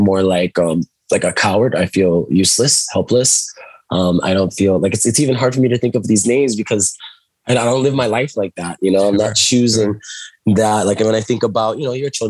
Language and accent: English; Molokai, Hawaii, United States; I was growing up on the islands and, you know, I moved around, you know, with my mother too. And I was raised by my grandparents for a time. And so it was on the island of Molokai.